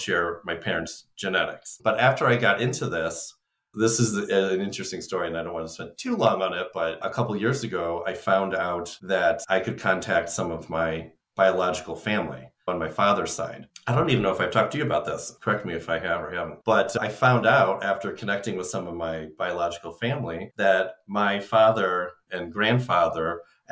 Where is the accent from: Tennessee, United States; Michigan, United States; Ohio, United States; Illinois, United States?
Illinois, United States; I grew up in Illinois